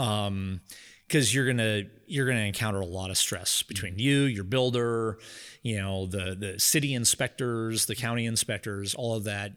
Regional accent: Louisville, United States; I was born and raised in Louisville

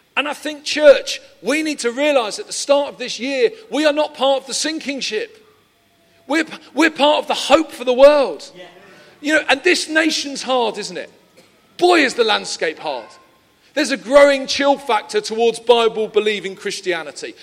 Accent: London, United Kingdom; moved away; I'm originally from Peckham

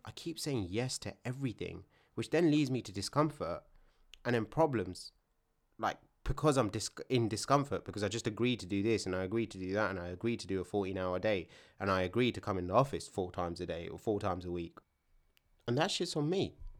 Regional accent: London, United Kingdom; where I'm from isn't London

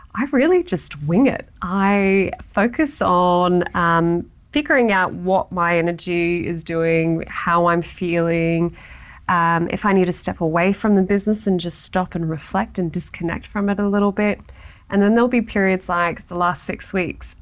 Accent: Australia; being very Australian

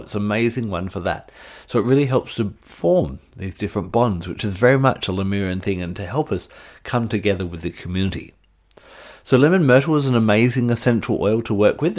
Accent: Australia; my home state of Australia

